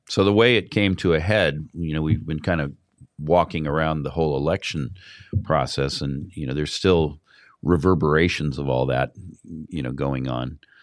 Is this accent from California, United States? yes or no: yes; California, United States; I come from California